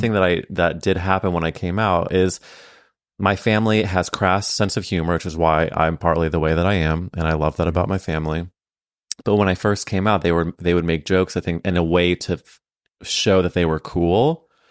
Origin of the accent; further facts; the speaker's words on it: St. Louis, Missouri, United States; we grew up in Saint Louis at different times